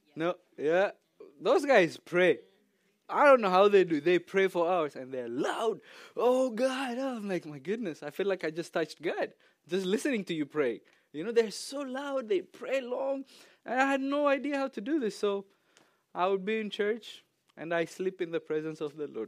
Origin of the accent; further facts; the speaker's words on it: Ethiopia; English is a second language; moved away as an adult; now in United States; I'm from Ethiopia